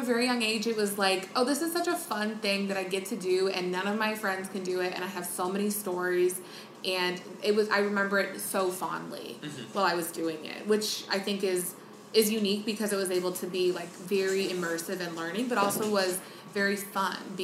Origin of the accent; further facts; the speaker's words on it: Las Vegas, Nevada, United States; born and raised in Las Vegas.